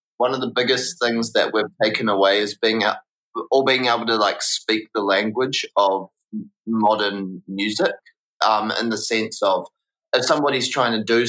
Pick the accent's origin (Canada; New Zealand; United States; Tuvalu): New Zealand; New Plymouth, Taranaki; moved away as an adult; also born or lived in Wellington; I'm actually not from Wellington. I'm from a city called New Plymouth, which is about like a 5-hour drive north on the west coast. And I grew up there, went to high school there